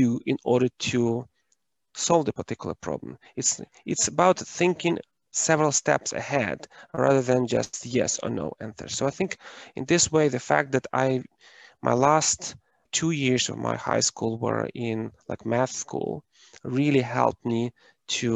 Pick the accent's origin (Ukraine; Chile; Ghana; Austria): Ukraine; moved away as an adult; I am originally from Ukraine and I was born and raised during the times when it was socialist planned economy.